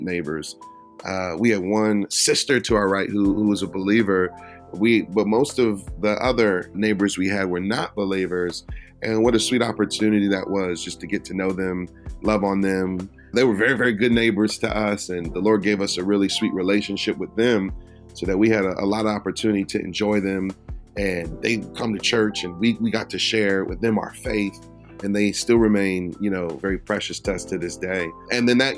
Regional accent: Detroit, Michigan, United States; also born or lived in Philadelphia; now in Minneapolis, United States; I was born in Detroit, and I was raised in inner city environments.

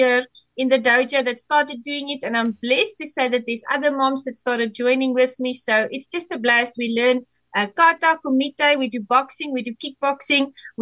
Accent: South Africa; I am from South Africa

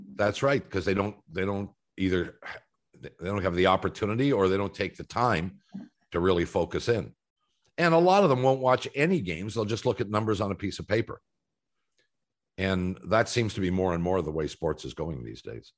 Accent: Canada; as a Canadian watching tennis players

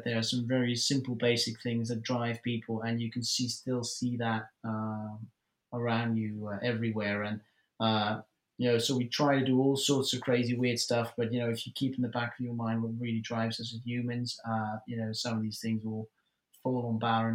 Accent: Netherlands; English is a second language

